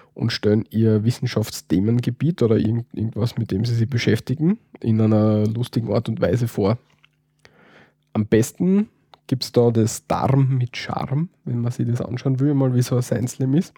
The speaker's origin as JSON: {"language": "German", "region": "Styria", "country": "Austria", "said": "wir Steirer"}